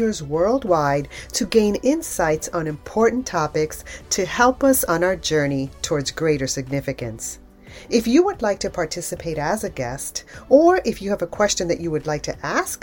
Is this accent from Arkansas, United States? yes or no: no; New York, United States; now in Georgia, United States; I'm from New York originally. That's where my home is